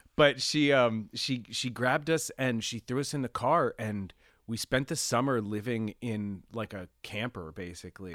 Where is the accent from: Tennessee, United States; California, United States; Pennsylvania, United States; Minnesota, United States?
Pennsylvania, United States; also born or lived in Reading, Pennsylvania / Pittsburgh area; I was born in Pennsylvania, um, in Lancaster General Hospital in Pennsylvania